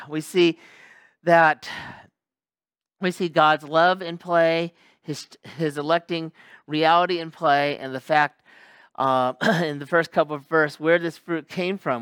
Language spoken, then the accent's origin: English; Sacramento, California, United States; moved away as an adult; also born or lived in Los Angeles area, California / Bay Area, California / Central Valley, California; now in Japan; I'm from California. Um, from Sacramento, California, lived in the L A area too, lived in the Bay Area and Central Valley